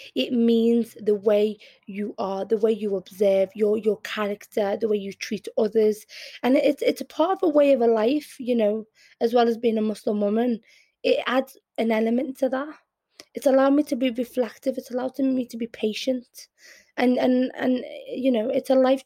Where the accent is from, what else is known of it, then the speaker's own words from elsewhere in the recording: Liverpool, North West England, United Kingdom; accent: Scouse; first language Arabic; also born or lived in Yemen; I'm very Scouse in my accent, and I'm very inter inter in, um, inter no integrated with the community in Liverpool